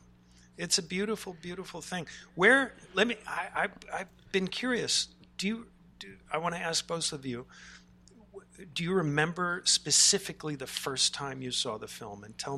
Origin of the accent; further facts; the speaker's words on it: Charlottesville, Virginia, United States; I'm from Charlottesville.